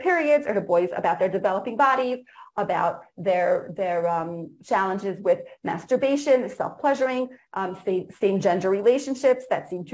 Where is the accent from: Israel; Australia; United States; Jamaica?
Israel; English is a second language; I was born in Eretz Yisrael, grew up here